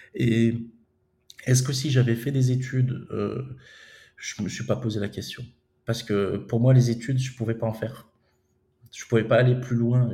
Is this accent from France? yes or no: yes; France; moved away as an adult; also born or lived in Romania / Moldova